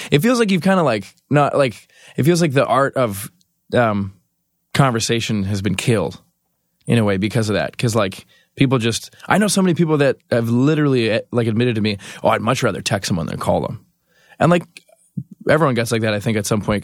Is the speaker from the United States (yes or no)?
no; Canada; I'm from Canada